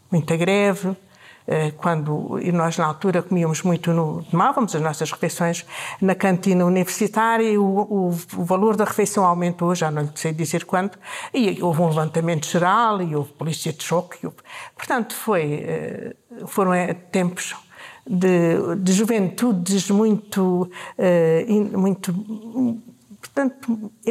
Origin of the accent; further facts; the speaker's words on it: Portalegre, Alentejo, Portugal; also born or lived in Avis / Crato; Ora, eu nasci em Porto Alegre em 1952, portanto lembro-me da minha infância na, na, cidade de Porto Alegre.